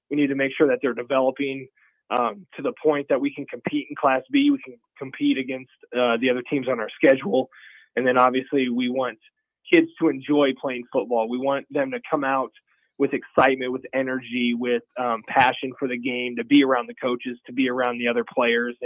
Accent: Pierce, Nebraska, United States; now in Lincoln, United States; I grew up in Pierce, Nebraska

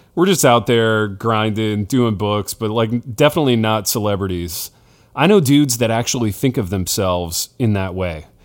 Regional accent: Hartford City, Indiana, United States; moved away; a coffee shop in my hometown that's run by a former classmate of mine

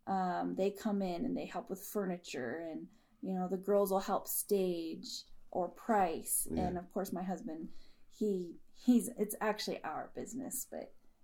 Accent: Denver, Colorado, United States; also born or lived in Parker, Colorado; I grew up in Denver, Southwest Denver and Bear Valley.

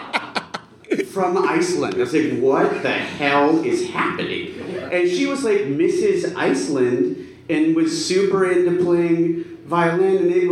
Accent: Satellite Beach, Florida, United States; I grew up in Florida. In fifth grade, they played that movie for free. In Satellite Beach

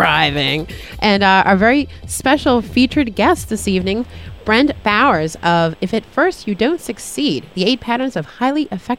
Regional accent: Boston, Massachusetts, United States; moved away; I'm from Boston originally.

